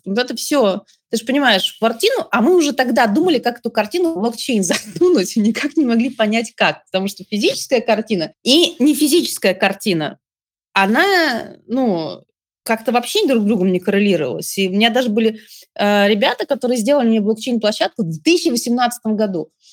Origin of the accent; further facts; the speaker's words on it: Saint Petersburg, Russia; moved away; also born or lived in Moscow; я выросла в Петербурге